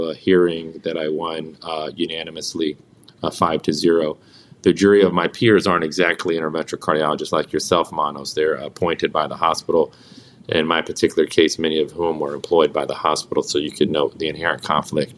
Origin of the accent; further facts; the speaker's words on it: United States; I was born and raised in this country. I'm a child of immigrants